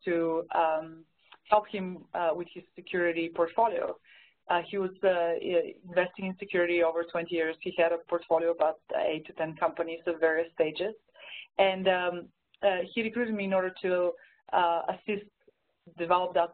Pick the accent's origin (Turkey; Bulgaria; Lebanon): Bulgaria; accent: Bulgarian; English is a second language; moved away as an adult; now in United States; originally I'm from Bulgaria. That's the accent you're probably detecting.